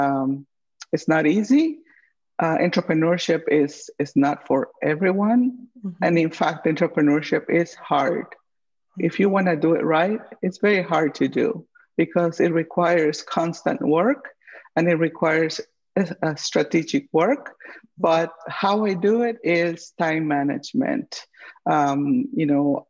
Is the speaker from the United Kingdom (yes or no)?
no; Guatemala; also born or lived in St. Louis / Kansas City; now in Twin Cities, United States; my home country, Guatemala